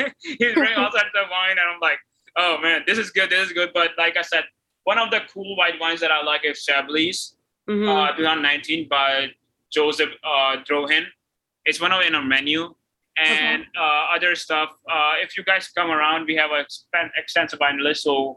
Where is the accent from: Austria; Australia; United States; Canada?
Austria; moved away; also born or lived in United Kingdom; I grew up in Austria